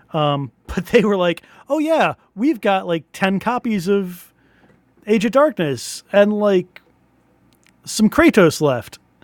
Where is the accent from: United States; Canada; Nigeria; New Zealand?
United States; I'm an American